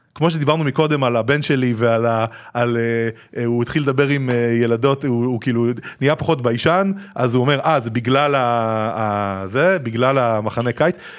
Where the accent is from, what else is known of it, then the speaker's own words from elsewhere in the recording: Israel; also born or lived in Tel Aviv / New York; אנחנו בתור ישראלים